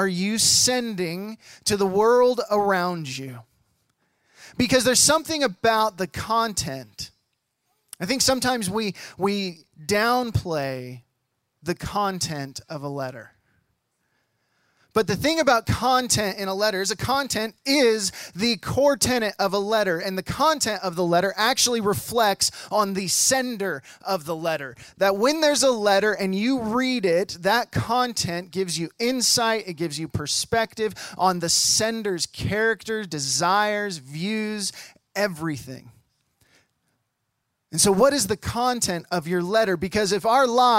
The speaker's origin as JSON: {"language": "English", "area": "the Northwest", "region": "Pacific Northwest", "country": "United States", "moved": "yes", "said": "I'm from the Northwest and my family's from the Northwest"}